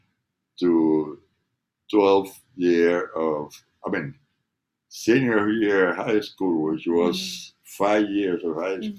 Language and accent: English; Havana, Cuba; moved away; So I grew up in Cuba.